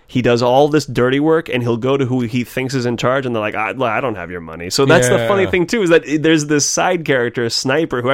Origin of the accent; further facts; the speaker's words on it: Carmel, California, United States; Where I grew up in Carmel, you could find these little coves